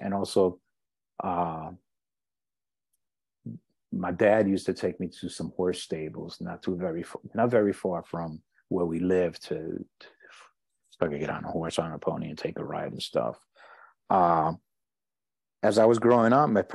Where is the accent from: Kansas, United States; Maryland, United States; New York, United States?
New York, United States; New York City; also born or lived in Puerto Rico; I'm born and raised in New York, born and raised in Harlem. And I'm presently living in the Bronx